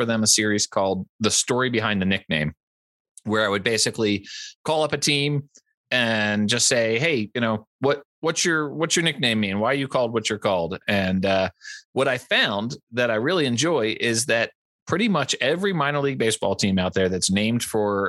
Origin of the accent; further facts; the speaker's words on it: outside of Philadelphia, Pennsylvania, United States; now in Colorado, United States; I grew up outside of Philadelphia.